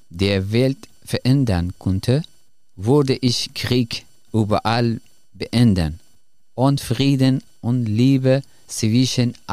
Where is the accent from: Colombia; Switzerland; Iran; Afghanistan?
Afghanistan; German is a second language; moved away as an adult; now in Germany; Ich bin … und ich komme aus Afghanistan. Bevor ich nach Deutschland kam, habe ich zwei Jahre als Psychologe in der Kabul-Universität studiert.